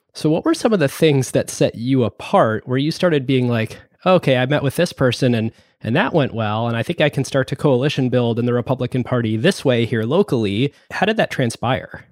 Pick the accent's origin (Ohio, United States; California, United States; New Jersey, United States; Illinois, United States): Ohio, United States; Cleveland, Akron area, Northeast; now in Seattle, United States; I grew up in the Cleveland, Akron area in Northeast Ohio, too.